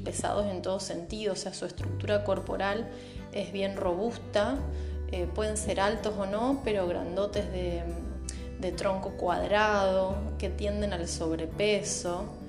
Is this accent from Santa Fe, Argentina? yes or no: yes; Santa Fe, Argentina; soy de Santa Fe, capital, Argentina